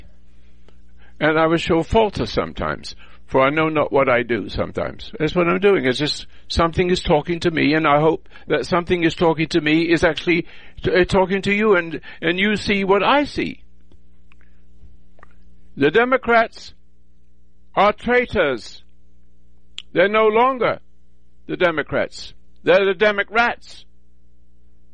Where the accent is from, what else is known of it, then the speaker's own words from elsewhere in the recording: England, United Kingdom; now in United States; I was born in England, and I'm a veteran from World War II